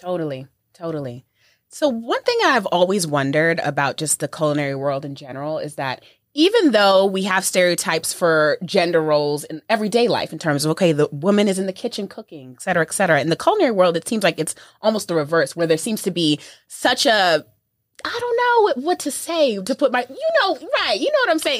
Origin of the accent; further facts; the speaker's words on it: New York, United States; I'm from New York